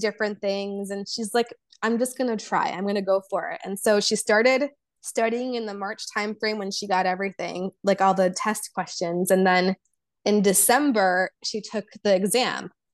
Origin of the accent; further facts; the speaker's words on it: Chicago, Illinois, United States; first language Polish and Serbian; English is a second language; growing up in America